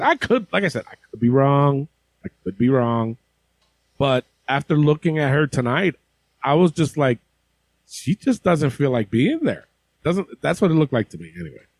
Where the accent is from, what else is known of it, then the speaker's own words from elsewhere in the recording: Albany, New York, United States; my hometown of Albany, New York